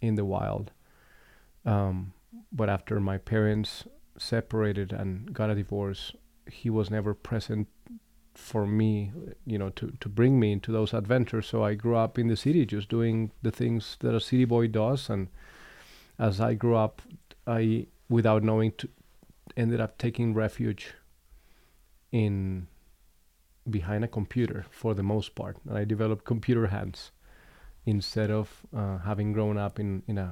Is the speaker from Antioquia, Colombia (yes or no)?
no; Bogota, Colombia; moved away; I grew up in Colombia. I was born and raised in the city of Bogota